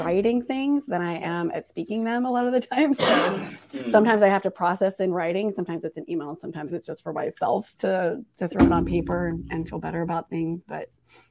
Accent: Portland, Oregon, United States; now in Raleigh, United States; from Portland is where I grew up

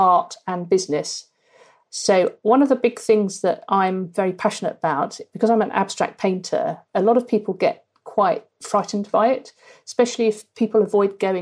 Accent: Norfolk, East of England, United Kingdom; moved away as an adult; also born or lived in Australia / Cambridge; now in Bristol, United Kingdom; I grew up in Norfolk on the beaches, huge skies in Norfolk.

